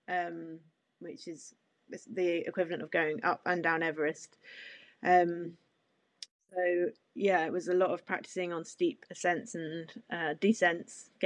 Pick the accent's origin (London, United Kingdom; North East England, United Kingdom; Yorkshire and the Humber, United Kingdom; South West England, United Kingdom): South West England, United Kingdom; Cornwall; growing up in Cornwall, I'm used to strong winds on the coast path